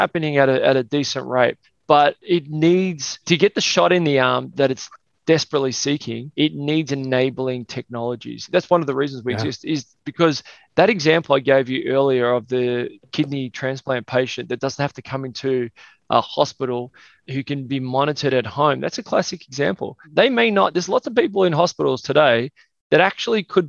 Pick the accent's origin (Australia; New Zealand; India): Australia; Melbourne, Victoria; I was born in Melbourne, Australia.